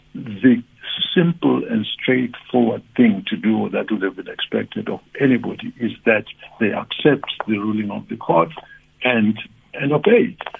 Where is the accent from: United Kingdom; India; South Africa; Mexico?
South Africa; as a South African